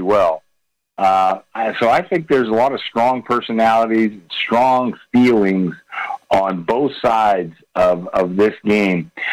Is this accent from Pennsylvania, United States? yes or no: yes; Pittsburgh, Pennsylvania, United States; I'm from Pittsburgh